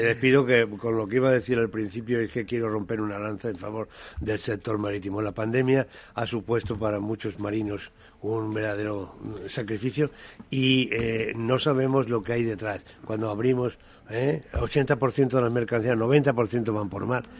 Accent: Cádiz, Andalusia, Spain; yo como gaditano

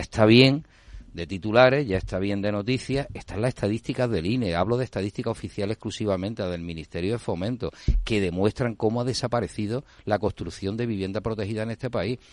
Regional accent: Málaga, Andalusia, Spain; vengo de Málaga con todo su desarrollo de parque tecnológico

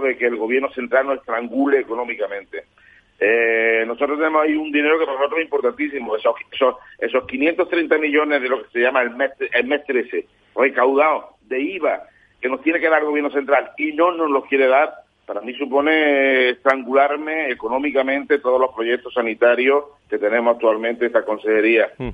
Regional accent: Andalusia, Spain; a mí me duele personalmente como andaluz

